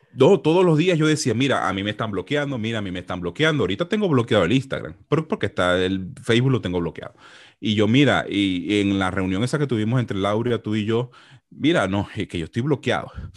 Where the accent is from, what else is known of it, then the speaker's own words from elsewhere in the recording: Venezuela; moved away as an adult; yo estaba trabajando como, como economista tranquilito en mi país, eh, asesorando empresas, normalito. Ah, yo no tuve que haber salido de Venezuela